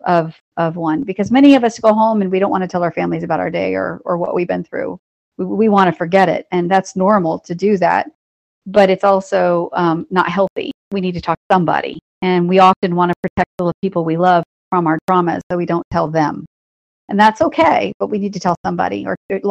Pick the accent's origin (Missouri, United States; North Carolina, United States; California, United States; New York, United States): North Carolina, United States; I am from North Carolina